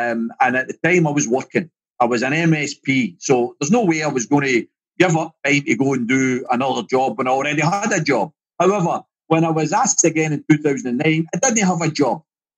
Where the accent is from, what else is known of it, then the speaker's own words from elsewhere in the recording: Glasgow, Scotland, United Kingdom; I come from Pollock in Glasgow.